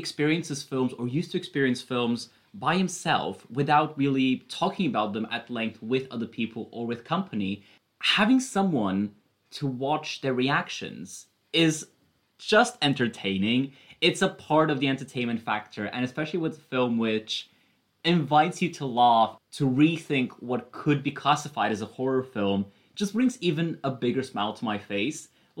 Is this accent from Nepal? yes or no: no; United Kingdom; this concept is still a bit foreign as a British person.